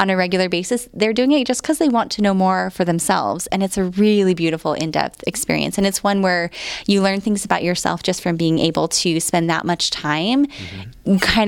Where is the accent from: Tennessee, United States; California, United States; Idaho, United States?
Idaho, United States; now in San Antonio, United States; I'm from Idaho.